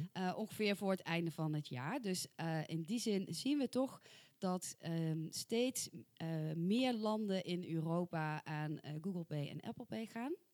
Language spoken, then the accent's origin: Dutch; soft G, southern Netherlands, Netherlands; accent: soft G; met mijn zachte G